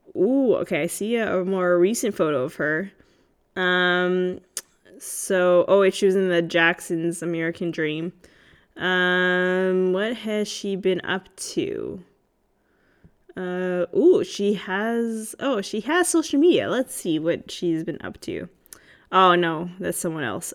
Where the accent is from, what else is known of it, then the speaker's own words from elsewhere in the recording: Canada; I am Canadian